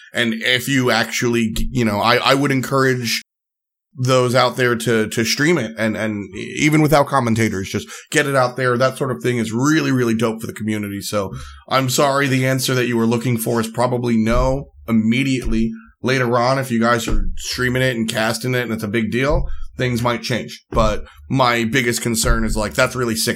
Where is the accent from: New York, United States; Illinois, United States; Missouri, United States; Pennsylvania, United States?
New York, United States; I'm really proud of where I'm from because I grew up on the Long Island Queens border.